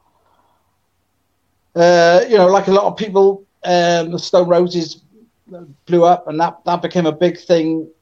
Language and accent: English; Bridgend, Wales, United Kingdom; also born or lived in Zimbabwe / Cardiff; I grew up in Bridgend. I was actually born in Zimbabwe